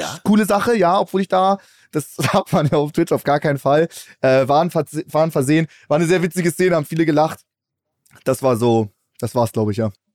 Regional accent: Hamburg, Germany; ich komme ja aus Hamburg

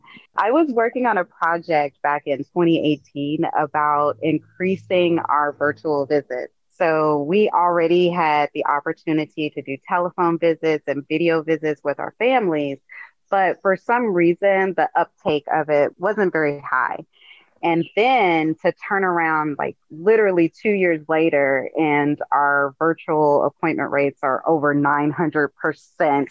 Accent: Oklahoma, United States; moved away as an adult; now in Bay Area, United States; I'm originally from Oklahoma, and I moved out to the Bay Area for residency for pediatrics

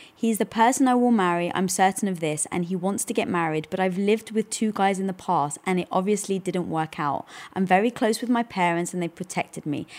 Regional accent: United Kingdom; moved away; being British, we never celebrated Thanksgiving

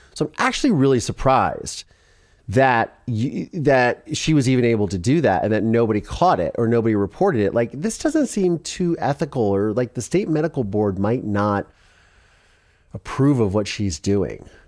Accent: Ohio, United States; moved away; also born or lived in Philadelphia; I'm from Ohio.

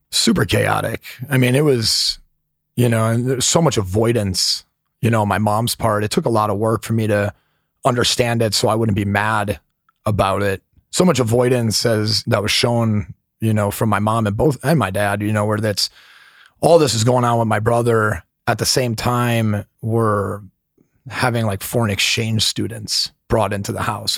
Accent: Milwaukee, Wisconsin, United States; I grew up in Milwaukee, Wisconsin

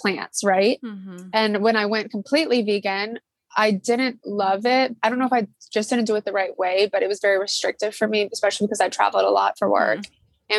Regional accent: Atlanta, Georgia, United States; now in Charleston, United States; I grew up in Atlanta, Georgia, and I went to Riverwood High School

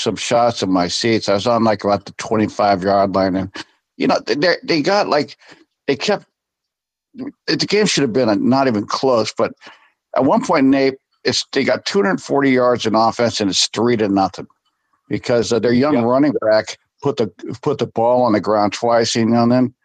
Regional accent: Bay Area, California, United States; We grew up in the Bay Area

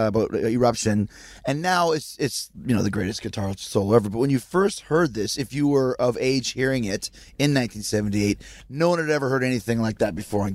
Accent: Winnipeg, Manitoba, Canada; growing up in Winnipeg

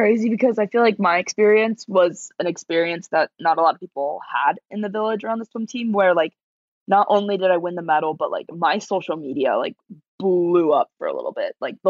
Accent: Las Vegas, Nevada, United States; moved away as an adult; also born or lived in Texas; I come home, back to Vegas, just won a medal a week ago. I turned 21 in my hometown of Las Vegas.

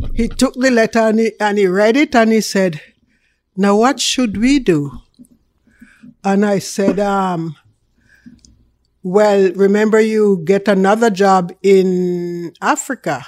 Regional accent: Jamaica; accent: Jamaican; now in Canada; I am a real Jamaican. You can hear that in my accent. So it's real Jamaican

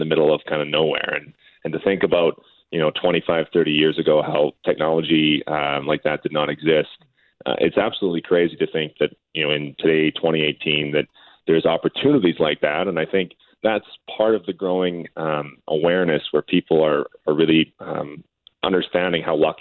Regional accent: Russell, Manitoba, Canada; I grew up right on the Saskatchewan-Manitoba border near Russell, Manitoba

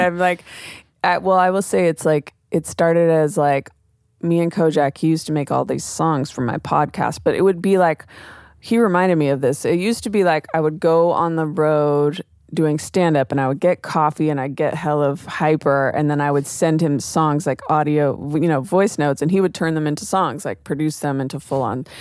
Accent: Oakland, California, United States; growing up in Oakland

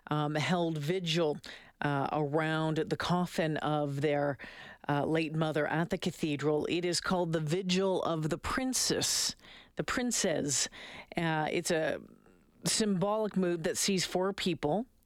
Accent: Austria; Very emotional. Extraordinary woman. We are from Austria here and we got goosebumps.

